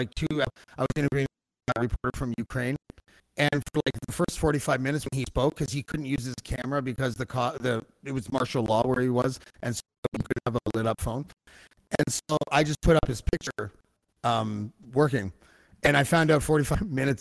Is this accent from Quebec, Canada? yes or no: yes; Montreal, Quebec, Canada; I was born in Old Montreal, and my Italian relatives lived there still